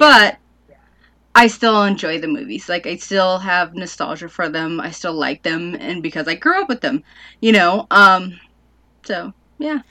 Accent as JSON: {"language": "English", "country": "United States"}